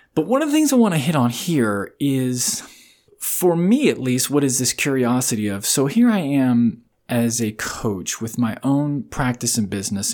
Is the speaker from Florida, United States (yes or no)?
yes; Riverview, Florida, United States; I grew up in Florida in this lit, what was then a very small town called Riverview. About forty-five minutes outside of Tampa